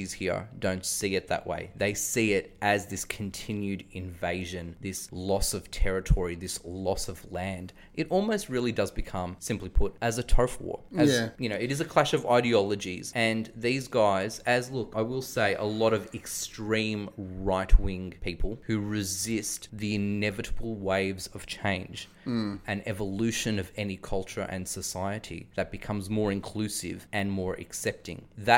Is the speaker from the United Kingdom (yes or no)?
no; Australia; as an Australian who's always lived in the Western suburbs, who comes from an immigrant background